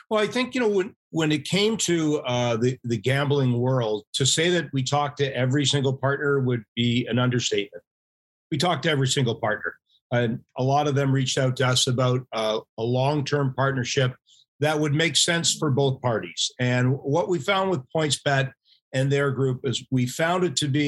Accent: Canada; uh, for a good chunk of our membership, we're Canadian.

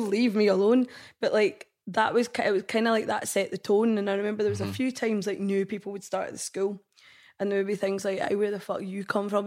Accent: Scotland, United Kingdom; I'm Indian, I'm Scottish

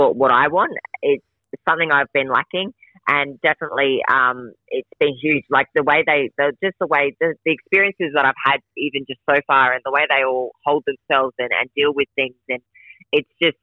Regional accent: South Australia, Australia; also born or lived in Adelaide; now in Queensland, Australia; I grew up in South Australia

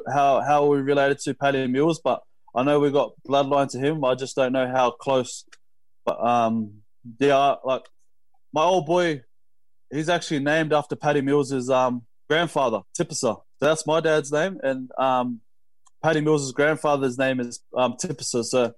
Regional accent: Canberra, Australian Capital Territory, Australia; like, we grew up in Canberra, and then obviously we take different paths

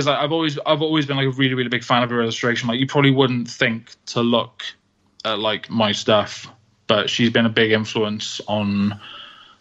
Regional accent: Wales, United Kingdom; also born or lived in Manchester; You know, I am Welsh. Mm-hmm. I have lived in Wales forever. You know, I went to Manchester for a few years and then I came straight back.

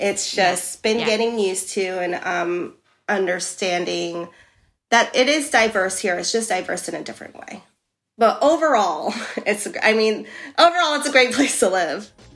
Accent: New York City, New York, United States; moved away as an adult; now in Amsterdam, Netherlands; I'm from New York City and there it's like no if I'm sick or not, I have to work

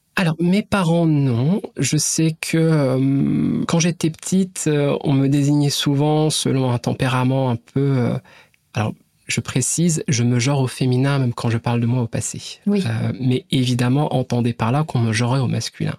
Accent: Brittany, France; Ma famille, je la situerai en tout cas dans mon enfance plutôt classe moyenne, quelque part euh, en Bretagne

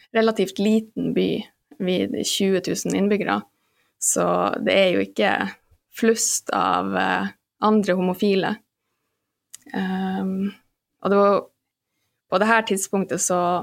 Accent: Alta, Finnmark, Norway; moved away as an adult; also born or lived in London; now in Oslo, Norway; jeg er født og oppvokst i Alta

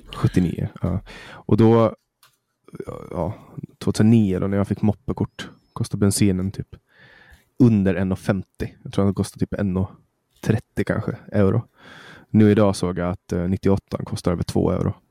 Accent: Mariehamn, Åland, Åland Islands; det finns kollektivtrafik i Mariehamn där jag kommer ifrån

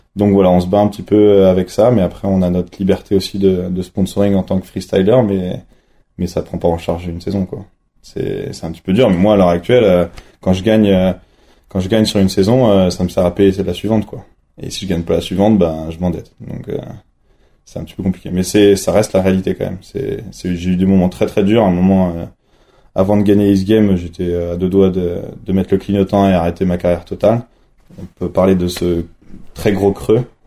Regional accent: Nantes, Pays de la Loire, France; now in La Plagne, France; originaire de Nantes

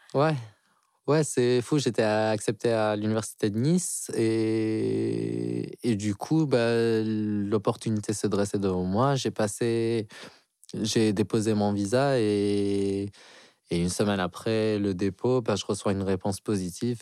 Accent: Algeria; moved away as an adult; now in France; j'ai 32 ans et je viens d'Algérie. Euh, ça fait 10 ans que je suis ici en France

